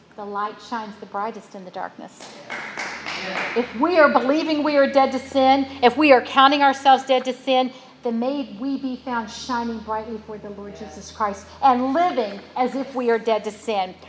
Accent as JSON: {"language": "English", "region": "West Virginia", "country": "United States", "tie": "born or raised there", "said": "my daddy was a coal miner when I was born in West Virginia."}